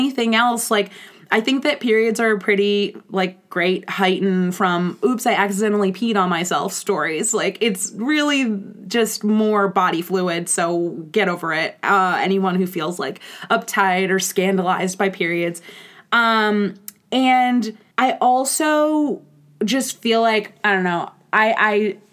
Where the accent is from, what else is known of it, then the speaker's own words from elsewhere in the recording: Baltimore, Maryland, United States; I'm from Baltimore, Maryland